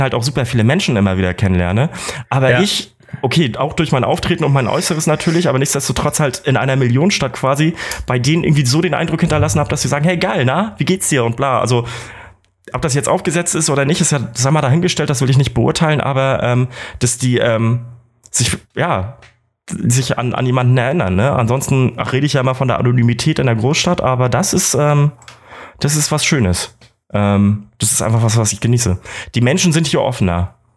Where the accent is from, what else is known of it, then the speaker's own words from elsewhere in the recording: Kiel, Schleswig-Holstein, Germany; moved away as an adult; now in Munich, Germany; ich komme aus Kiel